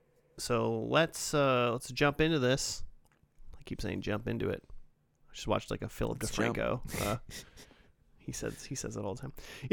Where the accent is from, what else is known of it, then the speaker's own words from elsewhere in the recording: Chaska, Minnesota, United States; Chaska, Minnesota? Yeah. Like my hometown?